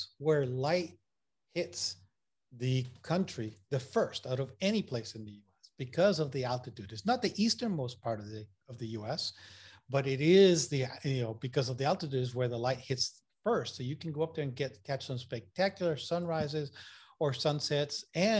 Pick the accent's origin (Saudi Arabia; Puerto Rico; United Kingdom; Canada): Puerto Rico; accent: Puerto Rican and Massachusetts; also born or lived in Massachusetts / North Carolina; now in Maine, United States; You know, I'm originally from Puerto Rico. I went to school in Massachusetts. So my accent is all messed up between, you know, Puerto Rican accent and Massachusetts accent.